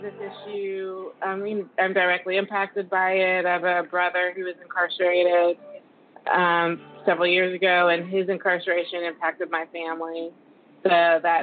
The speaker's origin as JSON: {"language": "English", "region": "Texas", "country": "United States", "said": "I am from Texas"}